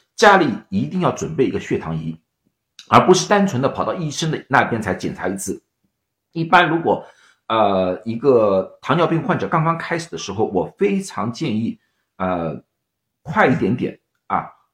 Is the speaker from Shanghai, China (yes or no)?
yes; Shanghai, China; now in United States; 我是上海人，啊，我们叫黄梅天